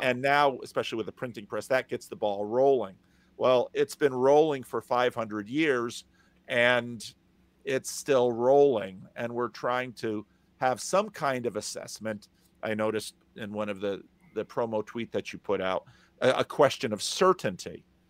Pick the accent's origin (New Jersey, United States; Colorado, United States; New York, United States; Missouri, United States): New Jersey, United States; now in Sacramento, United States; I grew up in New Jersey